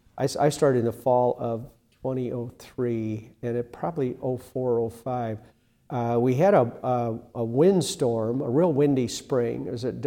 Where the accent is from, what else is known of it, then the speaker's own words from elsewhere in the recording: North Central Iowa, United States; I grew up in North Central Iowa, a small town